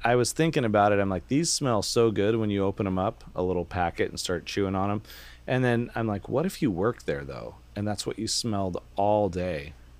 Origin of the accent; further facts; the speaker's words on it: Vancouver, Washington, United States; So there's I grew up in Vancouver, Washington by Camas, Washington.